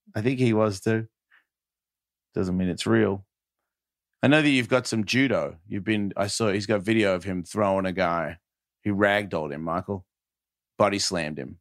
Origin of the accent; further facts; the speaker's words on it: Australia; I'm from Australia